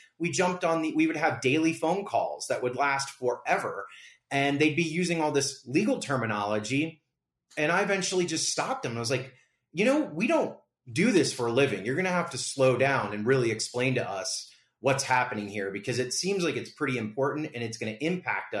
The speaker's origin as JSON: {"language": "English", "region": "Florida", "country": "United States", "moved": "yes", "lives_now": "Las Vegas, United States", "said": "I'm from Florida"}